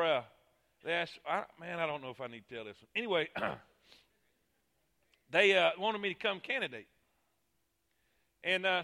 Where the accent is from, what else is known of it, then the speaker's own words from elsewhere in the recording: Fort Pierce, Florida, United States; moved away as an adult; also born or lived in Alabama; I grew up in Fort Pierce